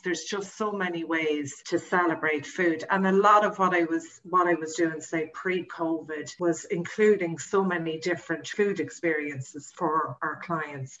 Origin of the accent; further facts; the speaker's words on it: Kells, Leinster, Ireland; moved away as an adult; now in New York, United States; I'm from Kells in County Meath the Royal County